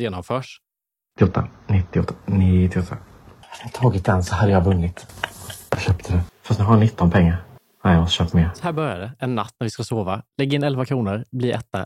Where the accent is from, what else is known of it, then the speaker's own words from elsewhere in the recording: Värnamo, Jönköping County, Sweden; accent: Värnamo dialect; now in Stockholm, Sweden; mina hemtrakter i Småland